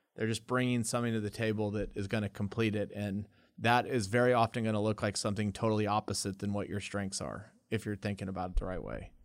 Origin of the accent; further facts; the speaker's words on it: Lubbock, Texas, United States; also born or lived in El Paso; we moved away from El Paso to Lubbock.